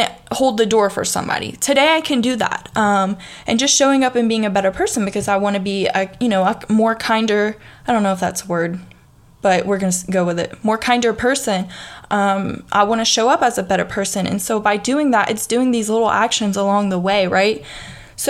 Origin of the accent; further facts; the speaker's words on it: the South, United States; accent: southern, country; you can hear my southern accent